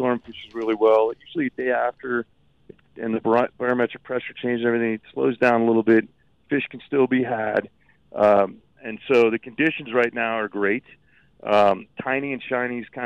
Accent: Miami, Florida, United States; moved away; I grew up in Miami. I'm a sunshine boy

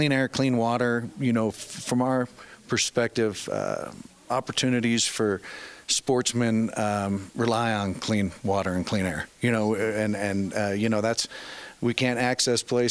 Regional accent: Greeley, Colorado, United States; I'm from Colorado. I grew up in Greeley

